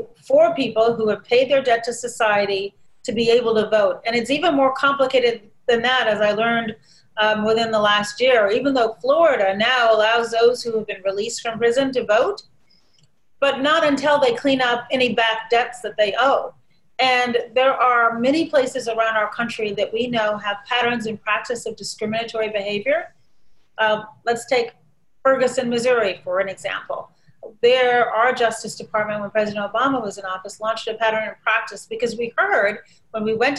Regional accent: Shiraz, Fars, Iran; now in United States; Well, for me, my memories of Iran were nothing but wonderful.

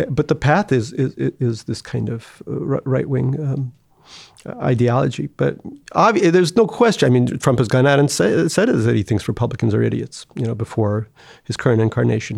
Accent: United States; growing up in America.

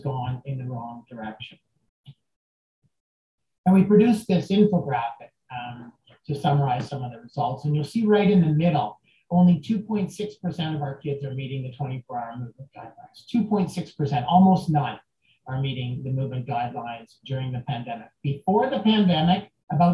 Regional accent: Canada; I'm from Canada, and this is where I do my work

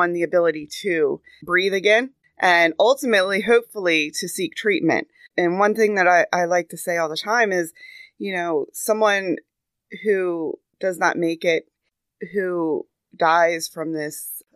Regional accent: Cecil County, Maryland, United States; I was born and raised in Cecil County

